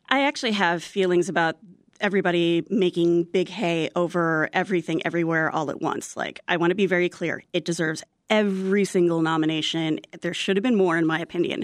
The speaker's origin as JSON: {"language": "English", "country": "United States", "said": "I'm Filipino American"}